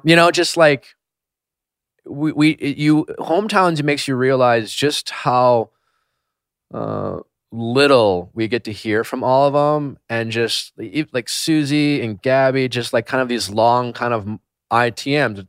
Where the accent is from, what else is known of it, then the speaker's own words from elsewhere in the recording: Milwaukee, Wisconsin, United States; I flew from, uh, Belgium straight to Milwaukee. I had the first hometown